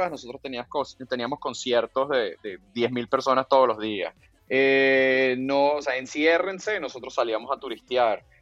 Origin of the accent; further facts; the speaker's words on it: Venezuela; also born or lived in Colombia; ya me fui, ya me fui, ya me fui. O, {S0} sigues de turista. {S1} Soy, no, no, no, soy venezolano